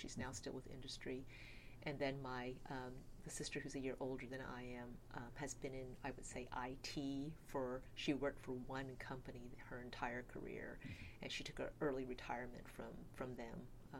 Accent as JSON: {"language": "English", "town": "El Paso", "region": "Texas", "country": "United States", "tie": "born or raised there", "also_born_or_lived": "San Antonio, Texas / Stanford, California", "moved": "as an adult", "lives_now": "Davis, United States", "said": "I grew up in El Paso, Texas, which is always really surprising when people ask. My parents had immigrated there from southern China, and that's where I grew up."}